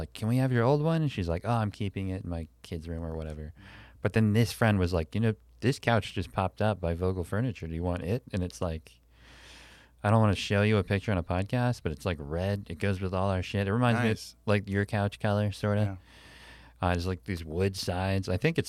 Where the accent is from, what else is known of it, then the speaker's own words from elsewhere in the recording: Pennsylvania, United States; I grew up in Pennsylvania, which I believe was founded by a Quaker, William Penn, fourth grade.